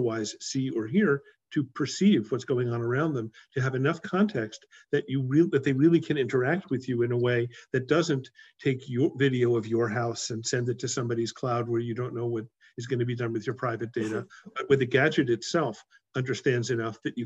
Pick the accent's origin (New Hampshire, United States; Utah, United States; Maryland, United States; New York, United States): New York, United States; moved away as an adult; also born or lived in Princeton; now in Silicon Valley, United States; I grew up in New York.